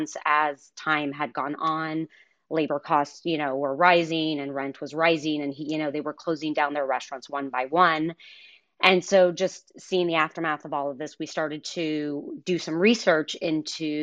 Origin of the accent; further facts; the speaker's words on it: Denver, Colorado, United States; I was born and raised in Denver